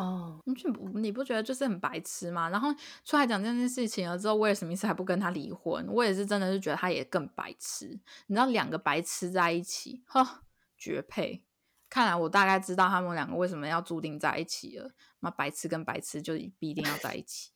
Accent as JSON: {"language": "Chinese", "country": "Taiwan", "moved": "yes", "lives_now": "United States", "said": "我身为一个台 湾人来美国"}